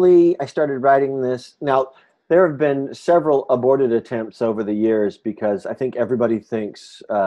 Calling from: Chicago, Illinois, United States; Well, I'm calling you from Chicago.

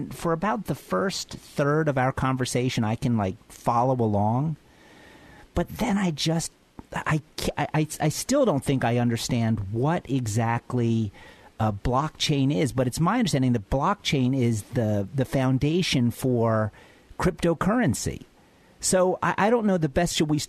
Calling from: Philadelphia, Pennsylvania, United States; I'm calling in from Philadelphia.

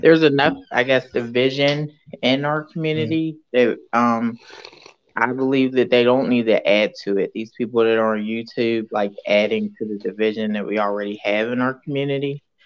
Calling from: Detroit, Michigan, United States; I'm calling from Detroit, Michigan

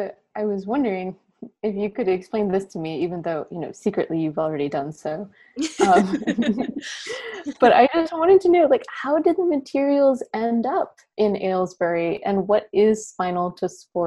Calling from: Philadelphia, Pennsylvania, United States; I'm tuning in from Philadelphia, where it is 90 degrees Fahrenheit.

